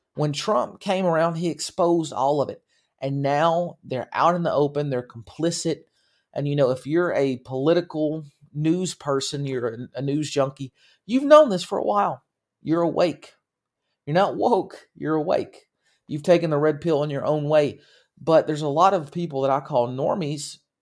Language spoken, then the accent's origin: English; United States